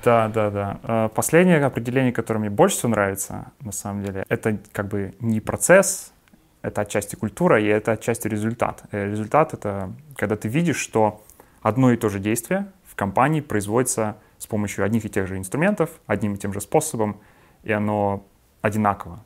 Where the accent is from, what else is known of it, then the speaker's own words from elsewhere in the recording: Yaroslavl, Yaroslavl Oblast, Russia; moved away as an adult; also born or lived in Moscow; До этого я работал а, в Ярославле, в моем родном городе